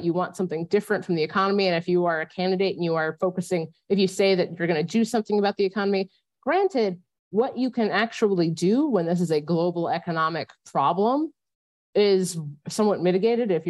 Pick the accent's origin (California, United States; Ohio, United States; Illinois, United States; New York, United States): Ohio, United States; I grew up in Ohio